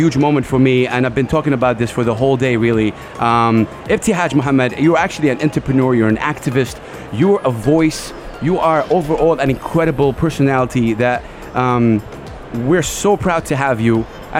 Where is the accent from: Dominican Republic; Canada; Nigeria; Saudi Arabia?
Saudi Arabia; I'm here in Sharjah and I'm from Saudi Arabia.